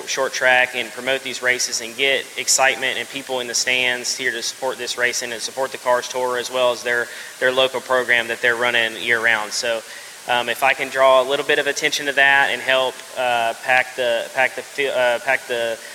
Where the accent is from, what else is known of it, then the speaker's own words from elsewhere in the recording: right outside of Nashville, Tennessee, United States; now in Charlotte, United States; I'm originally from Tennessee, right outside of Nashville. Now moved to basically Charlotte, North Carolina area